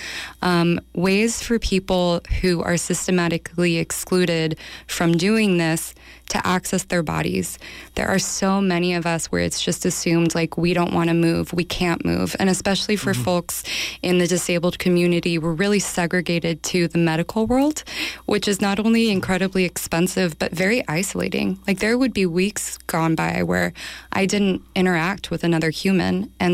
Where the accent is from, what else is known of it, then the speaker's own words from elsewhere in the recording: Los Angeles, California, United States; moved away as an adult; now in San Francisco Bay Area, United States; I'm from Los Angeles. I moved to the Bay in 2002.